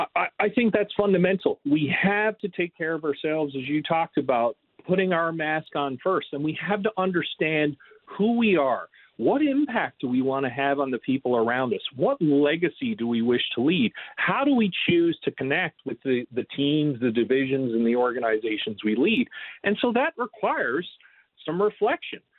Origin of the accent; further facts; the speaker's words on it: Newfoundland and Labrador, Canada; moved away; I'm from Newfoundland, Canada originally, so right on the water